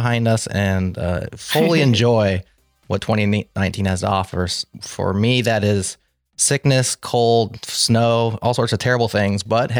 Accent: Nebraska, United States; I'm your MC from Nebraska.

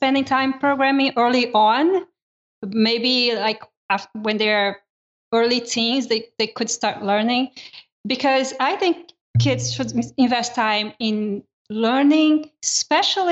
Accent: Brazil; moved away; I grew up in Brazil and my elementary up all the way up to high school was done in Brazil.

